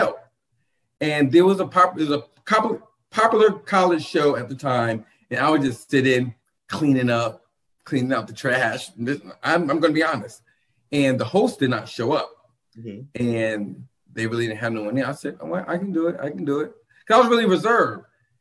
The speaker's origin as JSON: {"language": "English", "town": "New London", "region": "Connecticut", "country": "United States", "tie": "born or raised there", "moved": "yes", "said": "I'm actually originally from New London, Connecticut."}